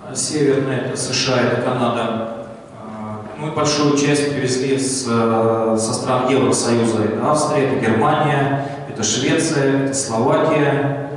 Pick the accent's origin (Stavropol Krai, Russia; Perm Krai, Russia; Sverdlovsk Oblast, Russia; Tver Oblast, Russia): Tver Oblast, Russia; Tver; also born or lived in Yakutia; now in Voronezh, Russia; Родился я в Твери, жил долго в Якутии.